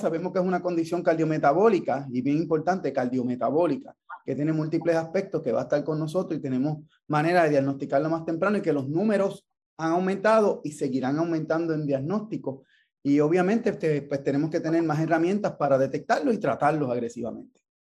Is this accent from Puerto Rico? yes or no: yes; Ponce, Puerto Rico; yo soy de Ponce.